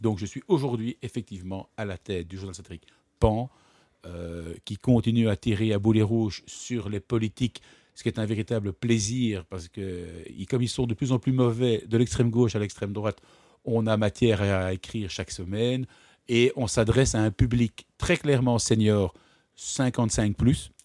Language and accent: French; Brussels, Brussels-Capital Region, Belgium; also born or lived in Ghent; Je ne suis pas né euh, à Bruxelles, je suis né à Gand j'ai toujours habité à Bruxelles.